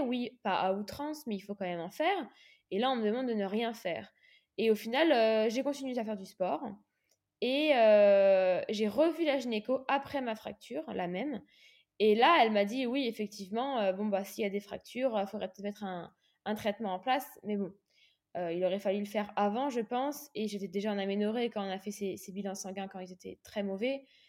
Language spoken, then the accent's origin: French; Réunion; moved away as an adult; also born or lived in Aix-en-Provence; je suis partie de l'île de la Réunion, là où, j'ai grandi